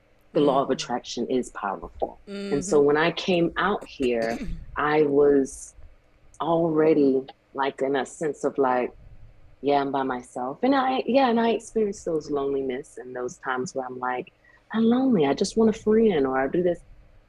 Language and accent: English; the South, United States; child, I grew up in the South where there's a big family and we have barbecues and cookouts.